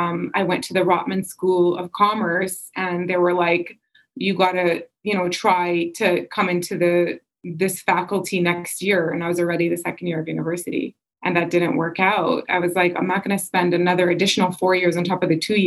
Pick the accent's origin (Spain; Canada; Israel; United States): Canada; I grew up here. I had the mixture of both cultures, you know, Egyptian culture as well as Canadian culture